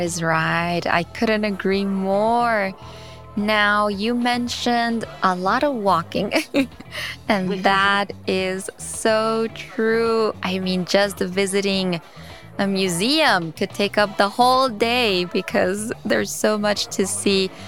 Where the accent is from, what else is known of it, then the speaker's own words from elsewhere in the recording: New York City, New York, United States; I was born in New York City in Queens